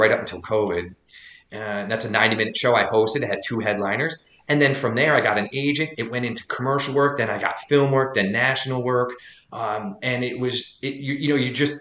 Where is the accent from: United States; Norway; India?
United States; Loudonville, New York; my hometown of Loudonville